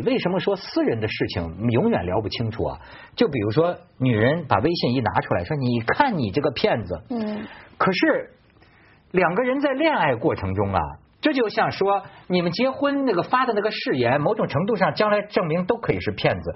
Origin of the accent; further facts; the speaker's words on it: China; 我们中国人先说